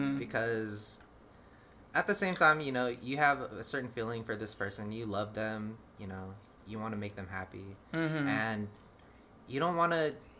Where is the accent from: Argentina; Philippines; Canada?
Philippines; I'm Filipino